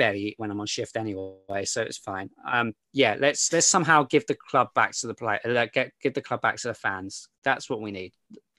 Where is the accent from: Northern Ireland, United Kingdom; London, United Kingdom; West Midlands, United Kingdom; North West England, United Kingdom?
London, United Kingdom; as a Londoner